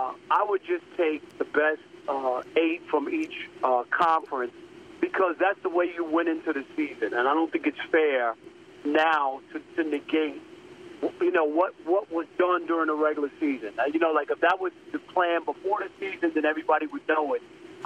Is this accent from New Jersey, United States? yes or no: no; New York, United States; moved away; also born or lived in Detroit; I'm from New York originally. Yes, I worked in Detroit.